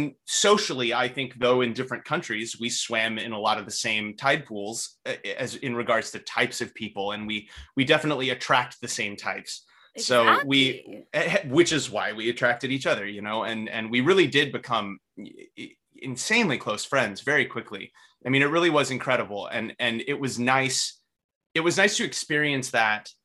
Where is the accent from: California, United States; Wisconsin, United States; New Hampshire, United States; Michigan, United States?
California, United States; Northern; I'm from Northern California, right? So I was raised around weed.